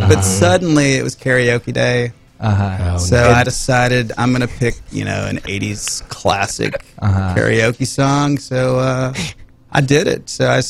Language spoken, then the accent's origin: English; St. Louis, Missouri, United States; now in Montgomery County, Texas, United States; I'm from St. Louis.